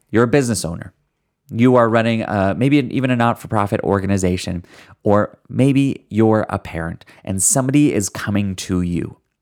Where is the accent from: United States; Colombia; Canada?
Canada; I'm Canadian